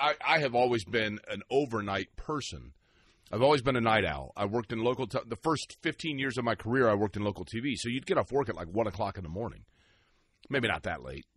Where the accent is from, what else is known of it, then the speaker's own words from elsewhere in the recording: Shelbyville, Indiana, United States; when I was born, my family lived in Shelbyville